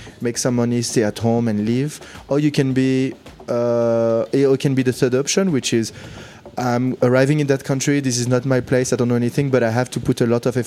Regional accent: Lyon, Auvergne-Rhône-Alpes, France; moved away as an adult; also born or lived in London / China; now in Hong Kong; I grew up in the suburb of Lyon, so in the south, like 3 miles away from Lyon

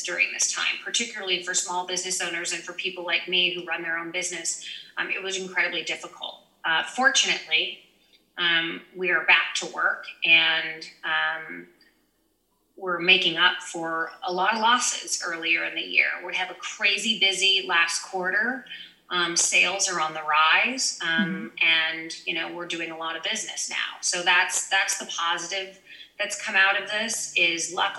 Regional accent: Los Angeles, California, United States; I'm born and raised in LA, although I do get from a lot of people that I have sort of a New York East Coast vibe, but I am an LA girl

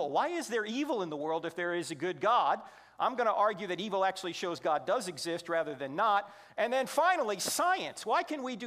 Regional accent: New Jersey, United States; I'm from New Jersey, which means I speak at 150 words a minute with gusts to 350

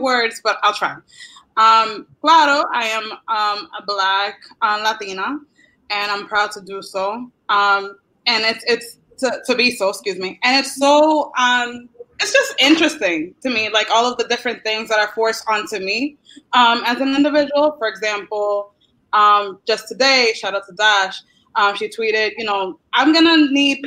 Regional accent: Boston, Massachusetts, United States; I grew up in Boston, Massachusetts

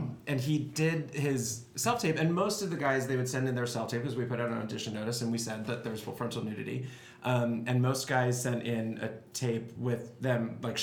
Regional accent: Maplewood, New Jersey, United States; moved away as an adult; also born or lived in New York City; I'm from New Jersey, which I never admit to anybody. But I lived in New York from, you know, age 23 until I moved here. Oh, I grew up in Maplewood. So that's Essex County.

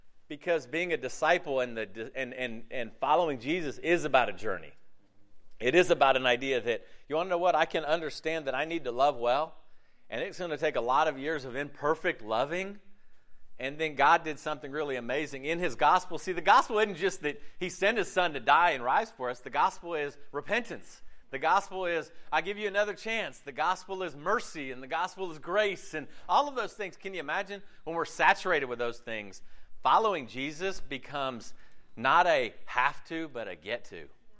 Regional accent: Southeast, United States; It's great growing up in America with the freedoms we have with religion in the southeast of a very religious culture.

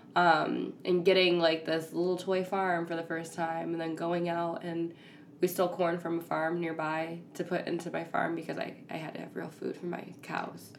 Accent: Ypsilanti, Michigan, United States; I'm also from Michigan, Ypsilanti area

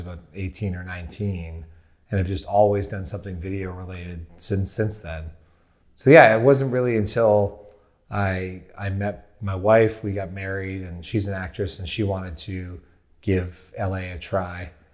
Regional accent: Windsor, Ontario, Canada; I grew up in Windsor, Ontario, Canada

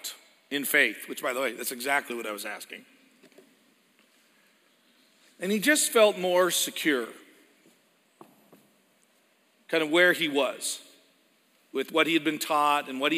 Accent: Edmonton, Alberta, Canada; moved away; Edmonton, Alberta. It's where I was born

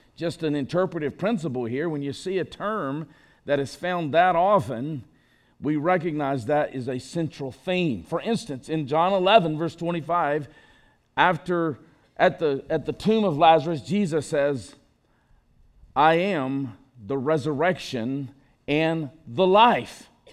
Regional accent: Enterprise, Alabama, United States; my hometown. You laugh. Of Enterprise, Alabama

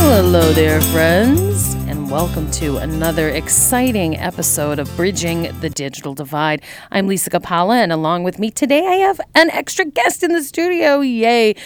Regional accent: Tewksbury, Massachusetts, United States; I went to Shawsheen Tech, but I'm from Tewksbury originally

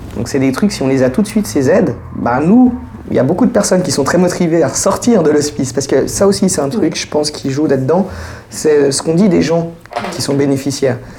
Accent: Geneva, Switzerland; je suis de Genève, je suis né à Genève, j'ai 40 ans

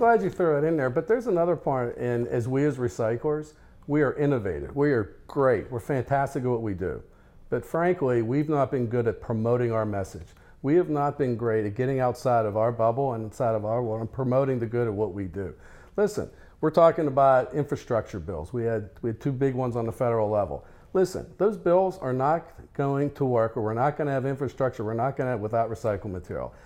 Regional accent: Denver, Colorado, United States; I'm from Denver, Colorado

